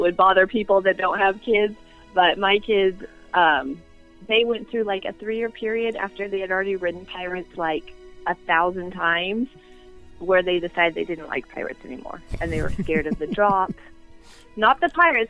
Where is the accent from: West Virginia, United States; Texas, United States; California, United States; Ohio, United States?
California, United States; Inland Empire, Southern; moved away as an adult; now in Arizona, United States; I grew up in Southern California, but I didn't grow up anywhere awesome. I grew up in the Inland Empire